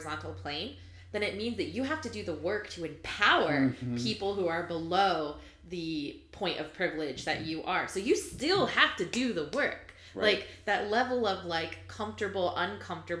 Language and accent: English; California, United States; I grew up in California